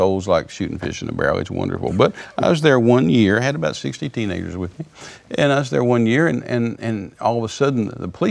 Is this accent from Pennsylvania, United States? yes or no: no; Texas, United States; I'm a Texan